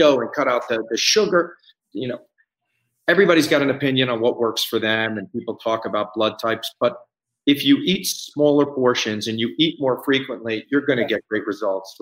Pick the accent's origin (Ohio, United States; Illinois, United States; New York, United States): New York, United States; Scarsdale; moved away as an adult; I grew up in New York. I'm from Westchester, Scarsdale, New York. And I've lived there most of my life. I moved here 15 years ago